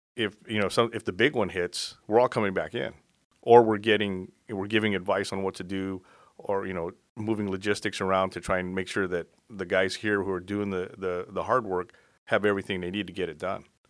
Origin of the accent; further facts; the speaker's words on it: South Bay, California, United States; also born or lived in Florida; I basically grew up here in the South Bay.